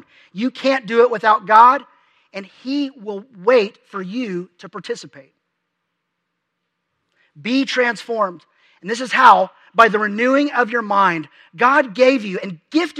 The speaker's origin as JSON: {"language": "English", "town": "Dallas", "region": "Texas", "country": "United States", "tie": "born or raised there", "also_born_or_lived": "Lubbock, Texas", "moved": "as an adult", "said": "My parents have lived in the same house since I was 3"}